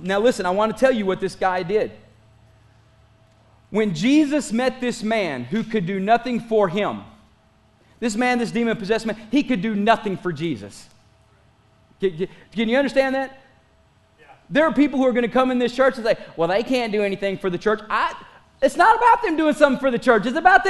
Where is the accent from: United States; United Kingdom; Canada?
United States; Pickton, Texas; I am not. I am from Picton. Thank you very much. There are two different cities. Don't get it wrong.